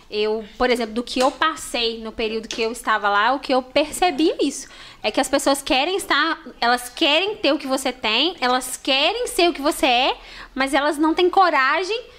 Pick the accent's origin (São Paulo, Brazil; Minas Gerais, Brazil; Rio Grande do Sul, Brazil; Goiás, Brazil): Minas Gerais, Brazil; Cataguases; nós somos de, de Cataguases.